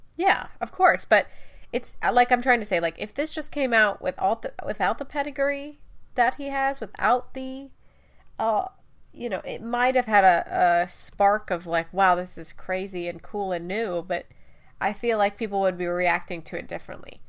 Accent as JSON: {"language": "English", "country": "United States", "said": "we're American, just because we're English speakers"}